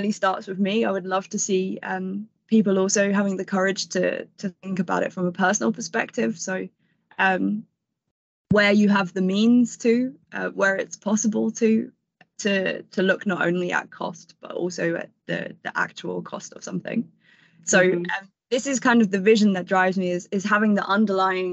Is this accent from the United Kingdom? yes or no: yes; London, United Kingdom; I grew up in London around the 2012 Olympics, and I went to a school in London.